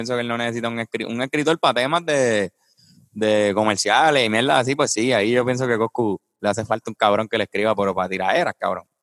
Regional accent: Puerto Rico; Yo sí soy boricua de pura cepa de los taínos viene mi sabor.

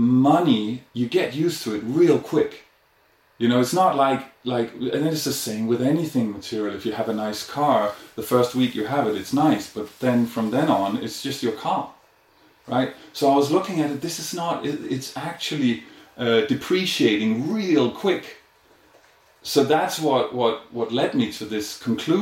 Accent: Denmark; moved away as an adult; also born or lived in India; I'm originally from Denmark

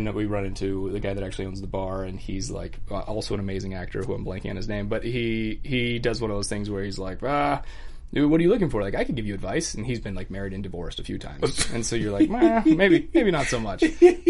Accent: Scottsdale, Arizona, United States; moved away as an adult; also born or lived in Tucson, Arizona / Houston, Texas / Austin, Texas; now in Los Angeles, United States; I grew up in Scottsdale, and then I moved out here right as I turned 22.

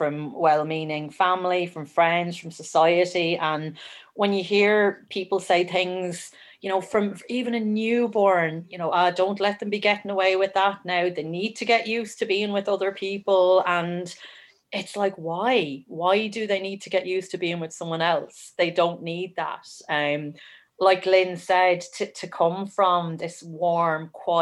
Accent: Wexford, Leinster, Ireland; now in Kildare, Ireland; I'm originally from Wexford and I live in Kildare.

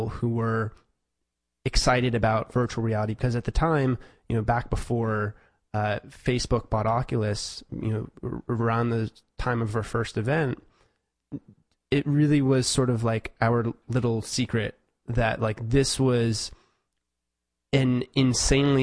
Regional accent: New York City, New York, United States; moved away as an adult; now in Los Angeles, United States; So I'm originally from New York City, and I came out to Los Angeles to study film production at USC.

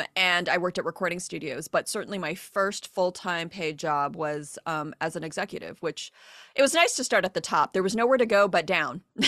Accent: Diamond Bar, California, United States; Diamond Bar, my hometown

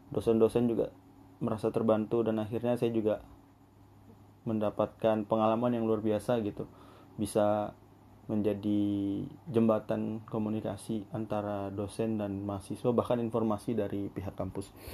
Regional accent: Berau, East Kalimantan, Indonesia; now in Samarinda, Indonesia; karena kebetulan saya anak rantau dari Kabupaten Burau

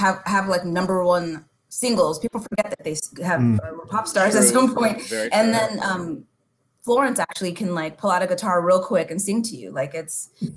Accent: Nigeria; being Nigerian and being Yoruba

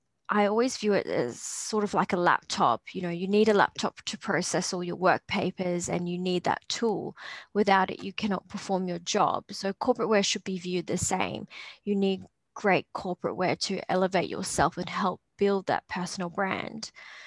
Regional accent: Australia; also born or lived in Papua New Guinea; I'm both Australian and Papua New Guinean. I do identify as both, and I love that part of myself.

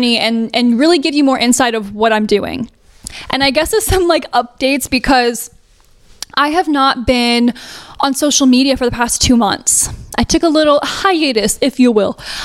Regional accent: Fisherville, Tennessee, United States; moved away; I really didn't come from the industry. I came from Fisherville, Tennessee

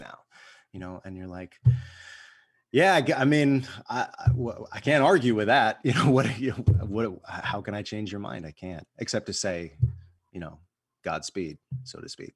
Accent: United States; I'm an American

